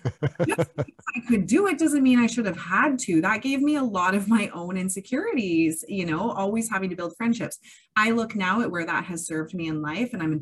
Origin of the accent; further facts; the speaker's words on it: Kamloops, British Columbia, Canada; I was born and raised in Kamloops, so I know a lot of people around here